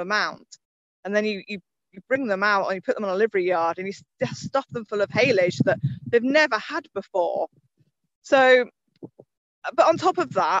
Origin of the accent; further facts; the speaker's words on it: Suffolk, East of England, United Kingdom; I grew up in Suffolk, not too far away from Newmarket